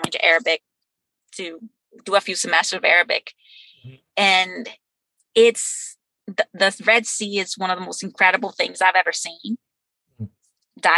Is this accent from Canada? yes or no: no; Brazil; first language Portuguese; English is a second language; moved away as an adult; now in Texas, United States; growing up in Brazil in a really poor neighborhood